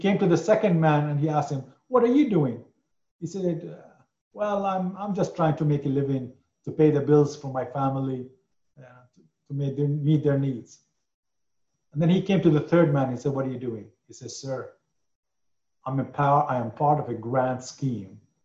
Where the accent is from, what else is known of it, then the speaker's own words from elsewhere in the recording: Lebanon; moved away; I come from Lebanon